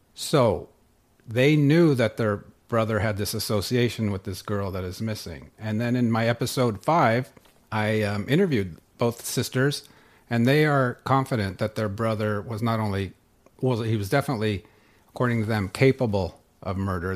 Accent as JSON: {"language": "English", "region": "Northern California", "country": "United States", "tie": "born or raised there", "also_born_or_lived": "Sweden / Boulder, Colorado", "moved": "as an adult", "lives_now": "North Dakota, United States", "said": "I grew up in Northern California and, uh, in the wine country up there."}